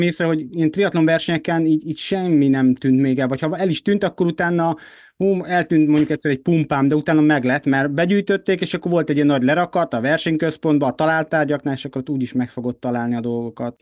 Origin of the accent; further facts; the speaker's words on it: Hungary; magyarok vagyunk